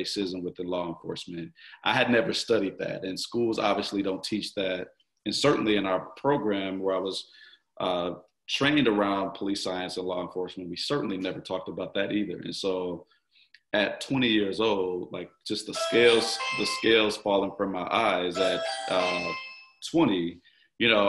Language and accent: English; Milwaukee, Wisconsin, United States; Born and raised in Milwaukee, North Side. I grew up on 17th Street, just off of Capitol.